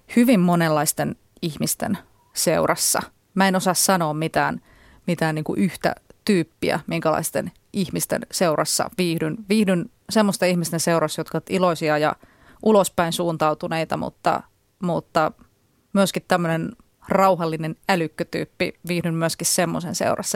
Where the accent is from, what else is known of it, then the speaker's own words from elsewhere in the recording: near Jyväskylä, Central Finland, Finland; moved away; mä oon kotoisin Keski-Suomesta ja ö, käyn siellä edelleen usein